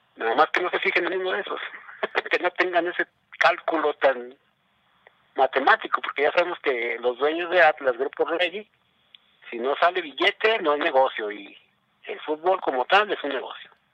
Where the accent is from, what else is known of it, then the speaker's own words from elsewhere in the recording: Mexico; como mexicano aquí